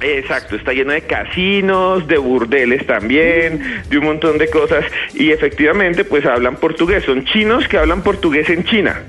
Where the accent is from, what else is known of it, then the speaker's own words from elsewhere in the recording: Colombia; Colombia también eh, exporta gente que somos nosotros mismos, colombianos, y los colombianos creamos nuestros mismos lazos